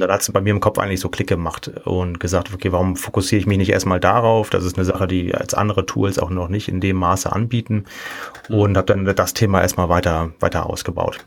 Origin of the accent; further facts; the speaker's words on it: Kiel, Schleswig-Holstein, Germany; now in Cologne, Germany; ich komme ursprünglich aus Kiel, ähm, wohne aber jetzt schon seit siebzehn Jahren in Köln